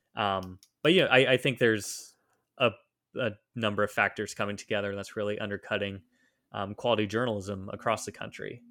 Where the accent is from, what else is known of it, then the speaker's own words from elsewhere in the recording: Southeast Ohio, United States; moved away as an adult; also born or lived in Czech Republic / Washington, D.C. / North Carolina; now in Philadelphia, United States; I grew up in Southeast Ohio